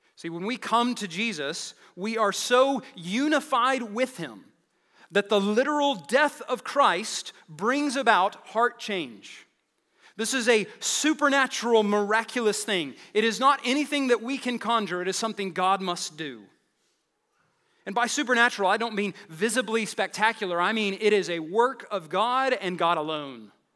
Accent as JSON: {"language": "English", "town": "Lubbock", "region": "Texas", "country": "United States", "tie": "born or raised there", "said": "I'm from the Lubbock, Texas area."}